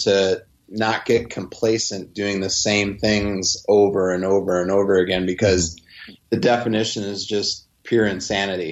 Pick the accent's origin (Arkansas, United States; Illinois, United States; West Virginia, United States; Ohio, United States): Illinois, United States; Chicago; growing up in Chicago